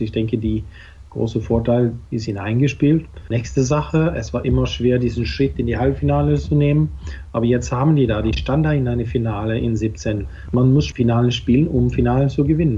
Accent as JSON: {"language": "German", "country": "Norway", "said": "für mich als Norweger"}